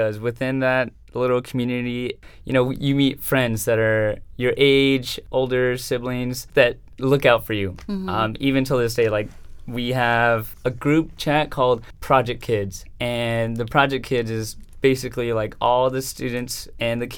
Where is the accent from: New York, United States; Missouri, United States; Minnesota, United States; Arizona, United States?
Arizona, United States; Chandler; also born or lived in Salinas, California; I am from Salinas, California, but raised here in Chandler. We came from California when I was around like 5 years old.